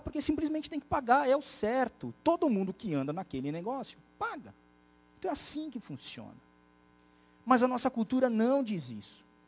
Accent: Brazil; nós brasileiros

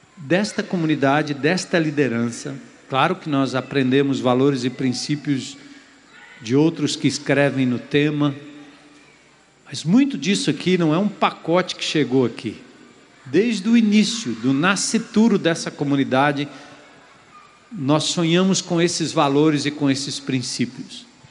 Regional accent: Brazil; nós, como brasileiros

